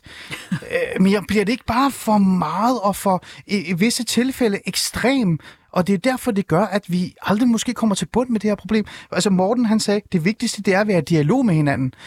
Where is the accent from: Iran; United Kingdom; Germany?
Iran; now in Denmark; jeg er jo selv iraner.